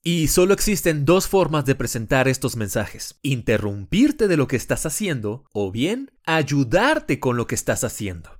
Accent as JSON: {"language": "Spanish", "country": "Mexico", "also_born_or_lived": "Panama City", "moved": "as an adult", "said": "yo soy totalmente mexicano"}